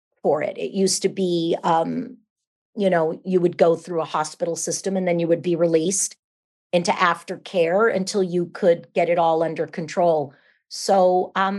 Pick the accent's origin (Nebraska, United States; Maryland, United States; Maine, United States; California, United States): California, United States; San Jose; I'm from San Jose, California